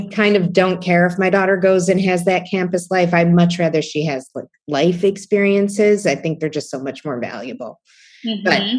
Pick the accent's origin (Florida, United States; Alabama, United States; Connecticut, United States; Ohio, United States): Ohio, United States; now in New York City, United States; having grown up in Ohio